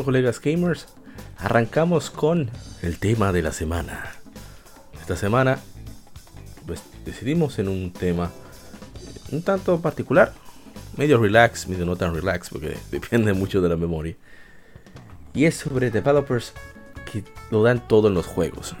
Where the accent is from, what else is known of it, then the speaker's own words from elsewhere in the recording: Dominican Republic; nosotros los dominicanos